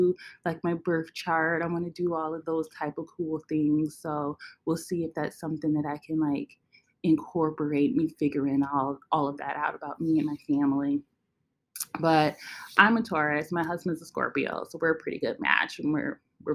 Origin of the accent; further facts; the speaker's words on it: Western New York, United States; moved away as an adult; now in upstate New York, United States; I grew up in Western New York. Right now I live in upstate New York.